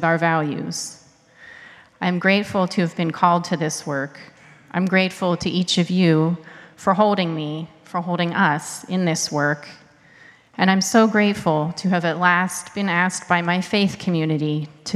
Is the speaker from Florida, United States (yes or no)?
no; Pittsburgh, Pennsylvania, United States; I was raised Unitarian Universalist in Pittsburgh, Pennsylvania.